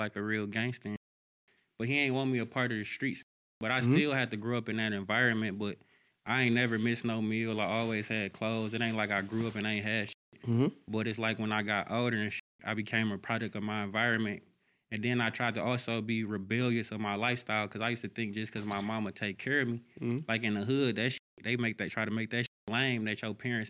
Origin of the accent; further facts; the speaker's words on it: Detroit, Michigan, United States; I'm really born and raised in Detroit